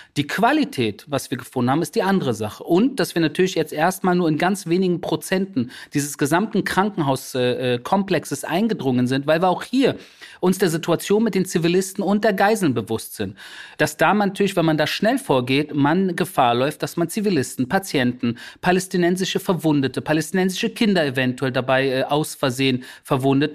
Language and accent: German; Berlin, Germany; first language German; moved away as an adult; now in Israel; mein Geburtsort da wo ich aufgewachsen bin